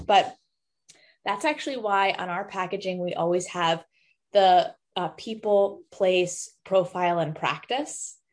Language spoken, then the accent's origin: English; New York City, New York, United States; also born or lived in East Coast; now in Boston, United States; I was actually born and raised in New York City.